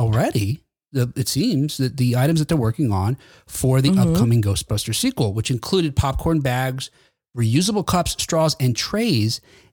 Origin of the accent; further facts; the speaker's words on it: United States; I'm American